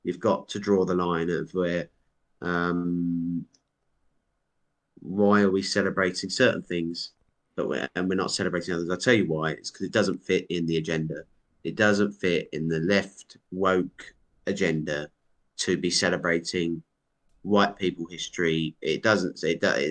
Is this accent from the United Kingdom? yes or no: yes; United Kingdom; I'm so proud to be British